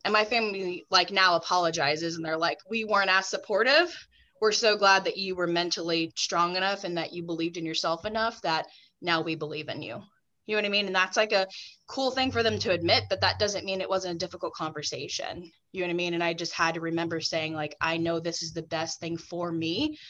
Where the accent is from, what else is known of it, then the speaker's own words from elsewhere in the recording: the South, United States; I grew up in the South. Saying no to people was like kind of not acceptable.